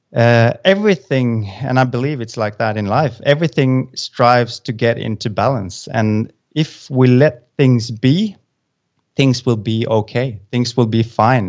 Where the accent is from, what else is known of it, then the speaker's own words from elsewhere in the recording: Norway; moved away as an adult; now in Azores, Portugal; I'm from Norway, but we've moved, uh, so now we're sitting in the middle of Atlant-, uh, the Atlantic Ocean, uh, at a place called the A-, Azores.